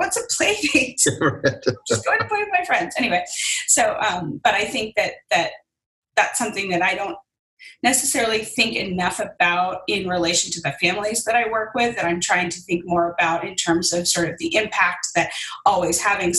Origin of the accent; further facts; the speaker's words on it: New York City, New York, United States; I grew up in New York City